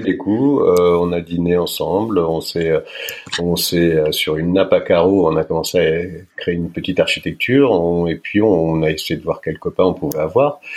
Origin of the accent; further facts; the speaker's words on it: Paris, Île-de-France, France; Je suis né à Paris. Euh, je suis né à Paris. J'ai Je suis parisien